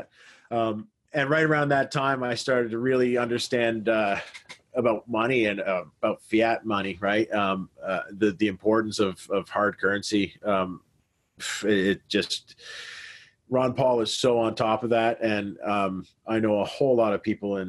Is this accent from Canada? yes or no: yes; Canada; I'm Canadian